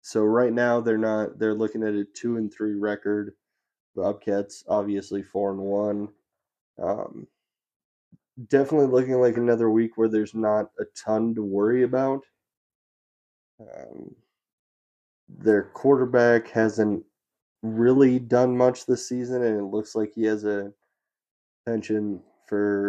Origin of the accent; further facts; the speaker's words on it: Billings, Montana, United States; my hometown of Billings, Montana